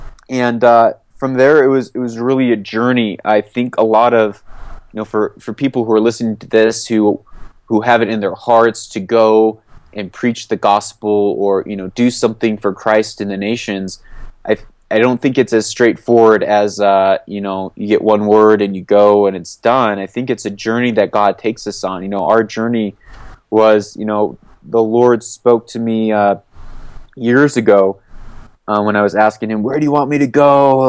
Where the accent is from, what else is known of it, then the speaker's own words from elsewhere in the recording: Papua New Guinea; also born or lived in Port-au-Prince, Haiti; I grew up moving all over. I grew up in Port-au-Prince, Haiti, between coups. I grew up in the mountains of Papua New Guinea